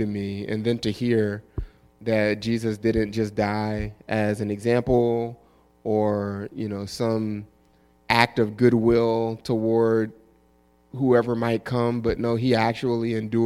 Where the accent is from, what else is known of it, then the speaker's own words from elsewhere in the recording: New Orleans, Louisiana, United States; moved away as an adult; I'm originally from New Orleans, Louisiana. Grew up in New Orleans East and left in 2004 for college